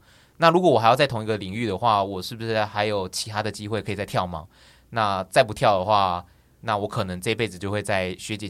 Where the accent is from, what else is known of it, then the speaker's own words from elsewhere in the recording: Taichung, Taiwan; moved away as an adult; now in Taipei, Taiwan; 呃，我是台中人，然后。我为什么会选择来台北？